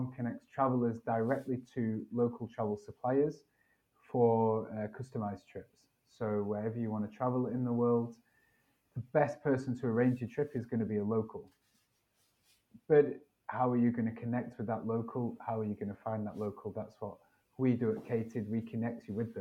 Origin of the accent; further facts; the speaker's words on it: United Kingdom; moved away as an adult; I'm from Britain